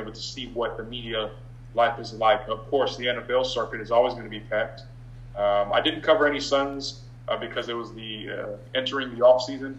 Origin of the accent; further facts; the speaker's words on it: San Diego, California, United States; I'm coming from San Diego